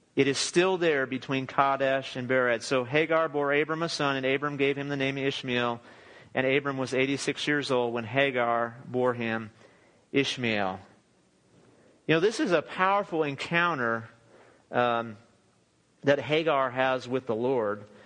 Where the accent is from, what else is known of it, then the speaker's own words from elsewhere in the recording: Southern California, United States; now in Texas, United States; All of us are from Southern California.